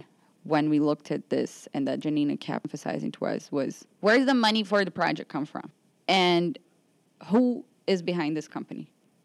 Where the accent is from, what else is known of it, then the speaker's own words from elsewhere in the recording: Rio de Janeiro, Brazil; moved away as an adult; also born or lived in New York; I am a Brazilian journalist. I'm from Rio. I've been a journalist there for about 6 years before I came here to do a master's program